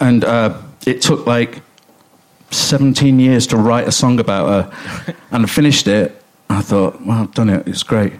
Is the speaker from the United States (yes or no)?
no; Coventry, West Midlands, United Kingdom; I grew up in Coventry